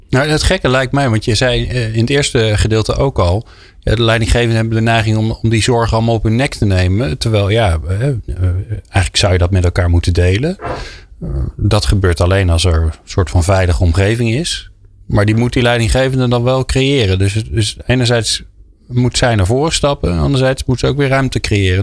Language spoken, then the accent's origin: Dutch; Netherlands; als Hollanders